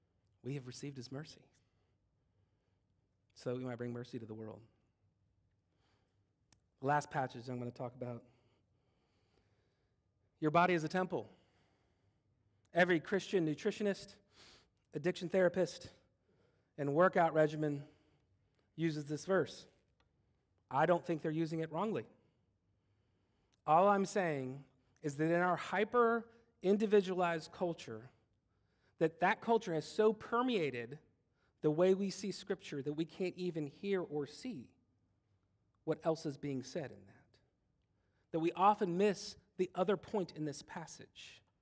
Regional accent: Germany; born there; My dad was born, I was born in West Germany, because that was a place at one point.

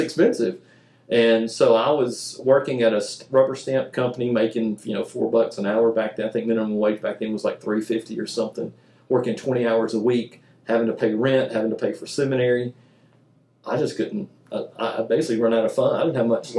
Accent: Mobile, Alabama, United States; I grew up in Mobile, Alabama.

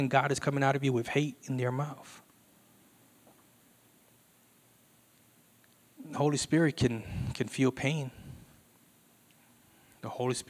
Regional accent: Puerto Rico; We're from Puerto Rico

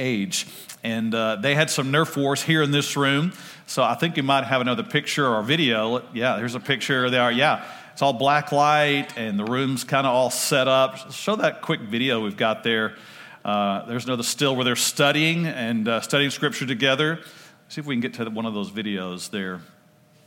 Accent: Oak Cliff, Ovilla, Texas, United States; We moved from Oak Cliff, moved to Ovilla

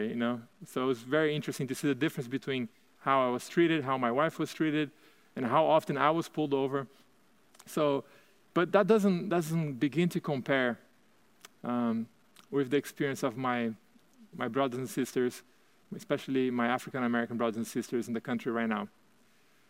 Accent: Brazil; English is a second language; moved away as an adult; also born or lived in United Kingdom / Turkey; now in Chandler, United States; you may have noticed an accent. I'm born and raised in Brazil, and I left Brazil when I was 18.

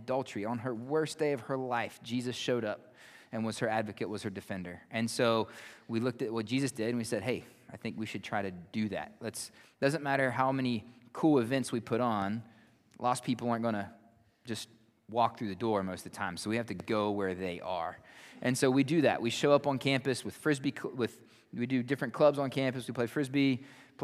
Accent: Wirt County, West Virginia, United States; moved away as an adult; now in Malawi; I grew up in Wirt County

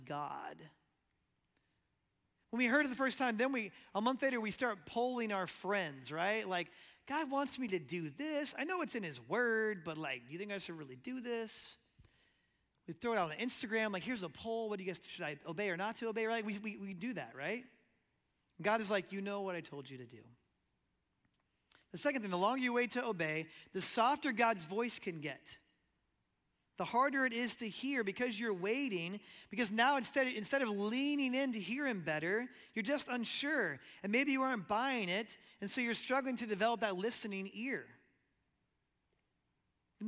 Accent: Omaha, Nebraska, United States; moved away as an adult; now in Lexington, United States; And one day we were in Omaha, Nebraska, in my hometown.

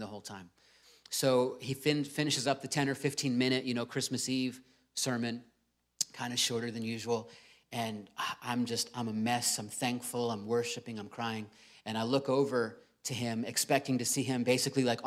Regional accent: Virginia Beach, Virginia, United States; I grew up in Virginia Beach

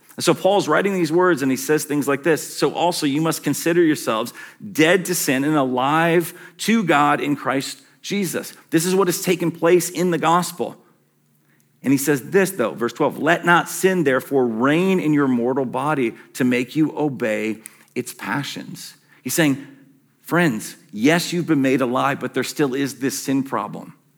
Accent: Western Michigan, United States; as a young kid growing up in Western Michigan

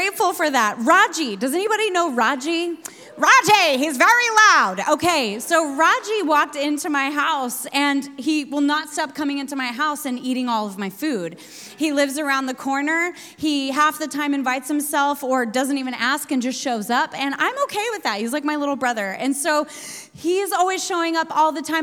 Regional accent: the Northwest, Pacific Northwest, United States; also born or lived in Sydney, Australia; now in New York, United States; I'm from the Northwest

